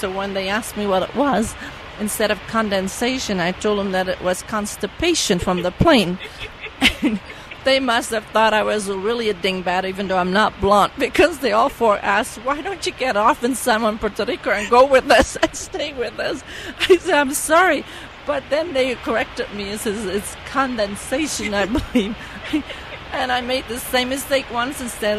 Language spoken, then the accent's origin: English; Netherlands; first language Dutch; English is a second language; now in United States; I was born in the Netherlands, and when I came to this country in 1962, I didn't speak very well English.